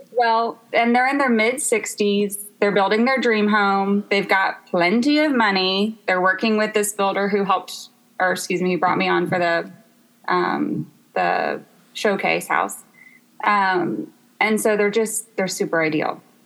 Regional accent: Memphis, Tennessee, United States; moved away as an adult; now in Los Angeles, United States; I'm from Memphis, Tennessee, and I actually have lived in Los Angeles for four years.

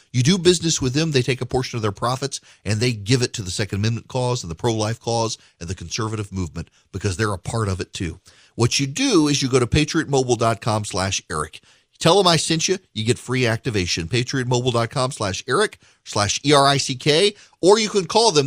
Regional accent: the South, United States; I'm from the South

